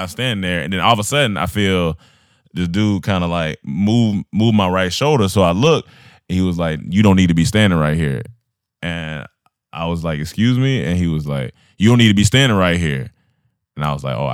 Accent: North Carolina, United States; I like my home state

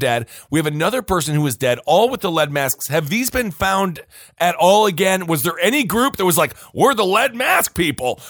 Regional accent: Stevens Point, Wisconsin, United States; growing up in Stevens Point, Wisconsin

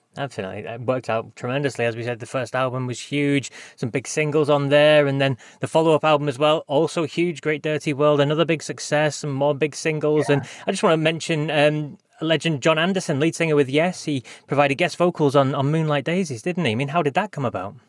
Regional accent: England, United Kingdom; moved away as an adult; now in Scotland, United Kingdom; I'm I'm from England, but i have lived in Scotland now for the last what 17 years or something like that.

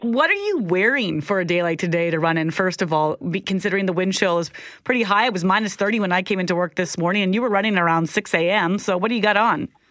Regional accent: Minnedosa, Manitoba, Canada; also born or lived in Zimbabwe; growing up in Minnedosa in the seventies and eighties

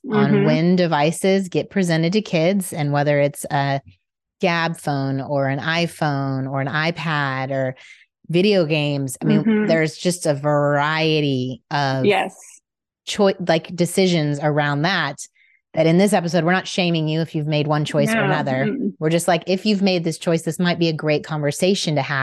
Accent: Indiana, United States; now in Dallas, United States; I grew up in Indiana

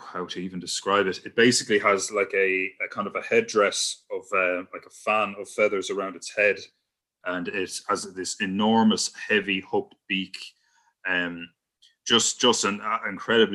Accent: County Wicklow, Ireland; my hometown in Wicklow

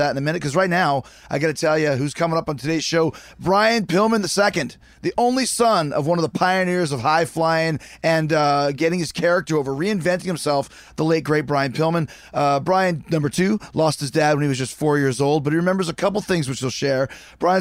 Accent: Winnipeg, Manitoba, Canada; Winnipeg, Manitoba, Canada, my hometown.

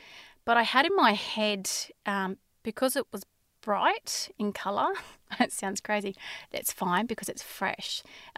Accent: Inverell, New South Wales, Australia; born there; also born or lived in Brisbane; I was born in Australia, in Inverell, New South Wales. We moved around a lot as children because of my father's work. So I went to six different schools and then we moved to Brisbane when I was in about grade six.

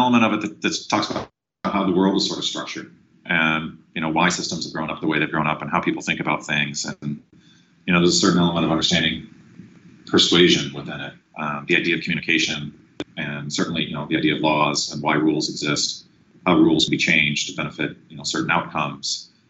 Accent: Sacramento, California, United States; also born or lived in Guam / New Hampshire / Alaska; I was born in Guam, and then we moved to New Hampshire, and then moved to Alaska, and then we came down to Sacramento halfway through grade school, so into fourth grade.

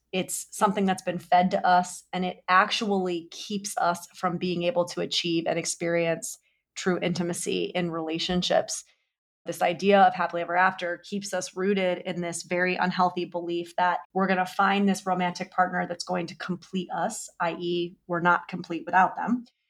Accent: New York, United States; I'm also a New Yorker

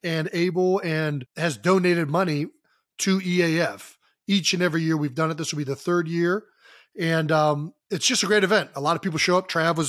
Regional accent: Cleveland, Ohio, United States; moved away; growing up in Cleveland, Ohio, playing hockey.

